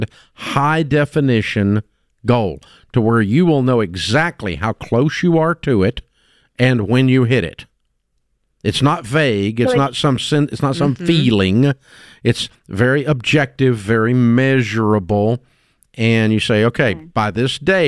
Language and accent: English; Antioch, Tennessee, United States; I'm a kid from Antioch, Tennessee